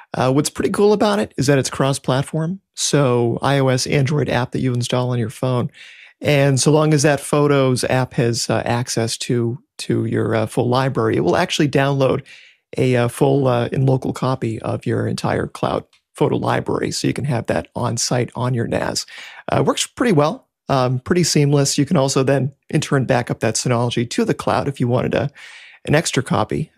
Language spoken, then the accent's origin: English; just north of Boston, Massachusetts, United States; From, uh, just north of, uh, Boston, Mass.